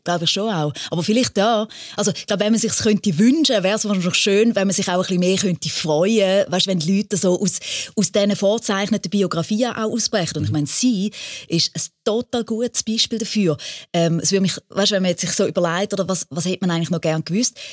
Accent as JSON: {"language": "German", "region": "Thurgau", "country": "Switzerland", "said": "bei uns im Thurgau"}